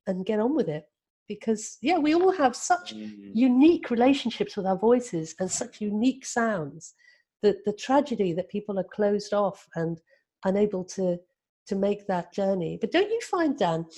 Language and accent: English; Cornwall, South West England, United Kingdom; moved away as an adult; also born or lived in London; I was brought up in a culture where we all sang. You know, I was from Cornwall